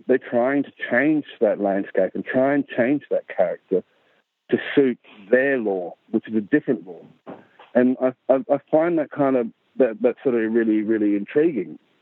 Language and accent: English; Central Australia, Australia; Aboriginal from Central Australia